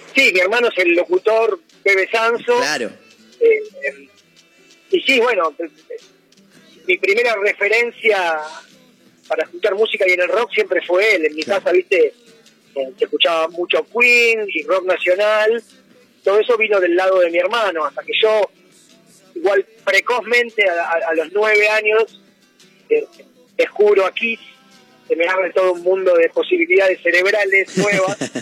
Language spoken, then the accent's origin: Spanish; Buenos Aires, Argentina; yo como porteño, mamé desde chico, ¿viste? es la música que se escuchaba en la casa de mis padres